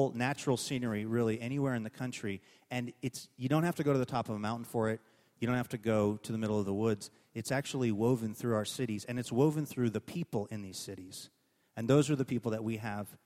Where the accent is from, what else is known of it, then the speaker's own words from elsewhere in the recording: Seattle, Washington, United States; also born or lived in Northern California; My family moved to the Green Lake area, which is pretty much where I grew up